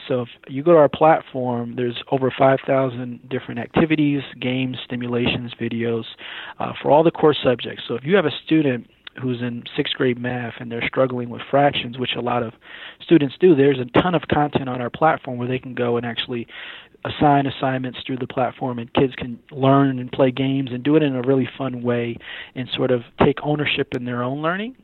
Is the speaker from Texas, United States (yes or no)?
no; Syracuse, New York, United States; moved away as an adult; now in Atlanta, United States; I'm actually from Syracuse, New York.